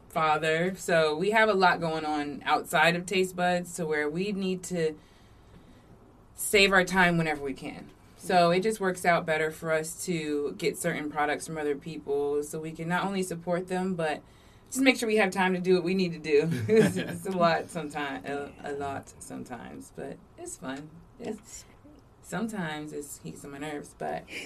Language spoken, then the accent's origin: English; Virginia Beach, Virginia, United States; was born here in Virginia Beach. I feel like I'm like one of the last Virginia Beach natives